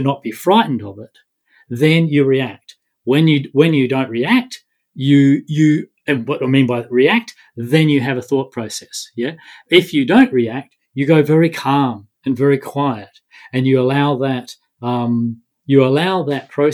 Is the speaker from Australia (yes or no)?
yes; Australia; being an Australian